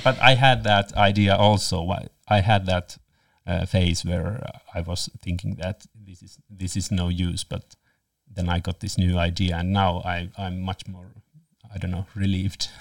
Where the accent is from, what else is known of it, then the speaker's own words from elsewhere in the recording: Lapland, Finland; I'm from Lapland